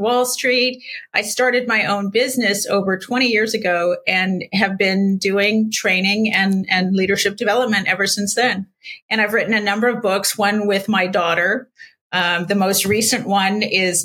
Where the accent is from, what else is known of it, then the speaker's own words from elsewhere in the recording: San Diego, California, United States; I grew up in San Diego